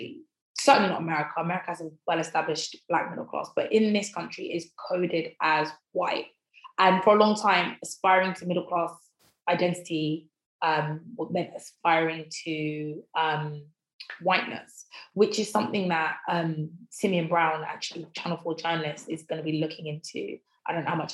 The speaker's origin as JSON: {"language": "English", "town": "Croydon", "region": "London", "country": "United Kingdom", "tie": "born or raised there", "also_born_or_lived": "Thornton Heath", "said": "I grew up in West Croydon and I live in Thornton Heath now."}